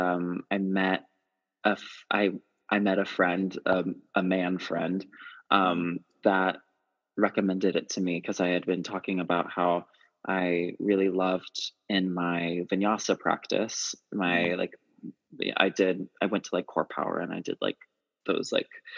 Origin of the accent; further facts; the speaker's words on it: Florida Panhandle, United States; moved away as an adult; now in Brooklyn, United States; From a tiny little beach town in the Florida Panhandle